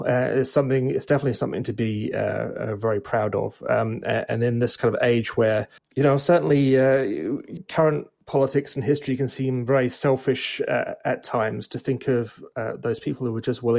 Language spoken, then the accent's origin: English; United Kingdom; now in Canada; you can tell from my accent, I'm an immigrant here. I grew up in Britain, and now very proudly a Canadian.